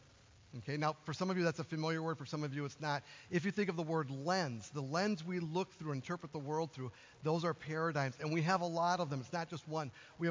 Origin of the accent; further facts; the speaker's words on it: Duluth, Minnesota, United States; I came from Duluth, Minnesota, right? On the shores of the largest freshwater lake in the world, right?